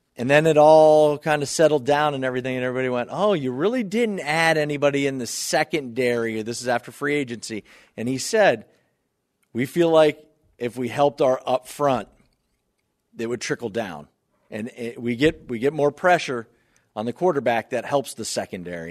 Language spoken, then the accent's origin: English; Northeast Ohio, United States; now in Buffalo, United States; growing up in Northeast Ohio